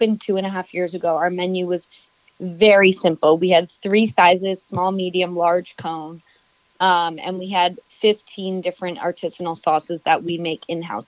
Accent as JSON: {"language": "English", "town": "New York City", "region": "New York", "country": "United States", "tie": "born or raised there", "said": "I am born and raised in New York City."}